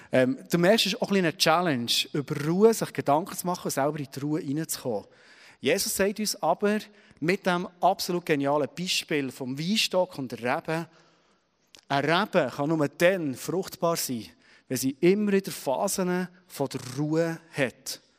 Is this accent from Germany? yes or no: no; Switzerland; Wir wollen produktiv sein. Das ist tief für uns, vor allem als Schweizerin, oder?